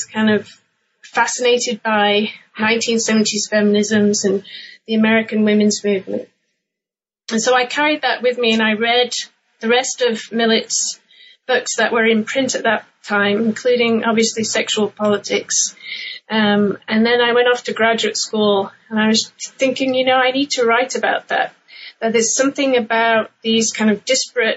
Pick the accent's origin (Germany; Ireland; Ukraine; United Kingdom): United Kingdom; England; moved away; I'm originally from England, and I grew up in the UK in the 1980s